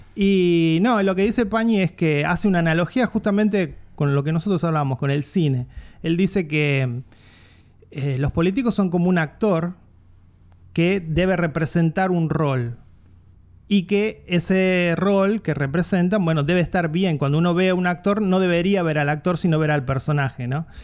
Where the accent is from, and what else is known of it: Argentina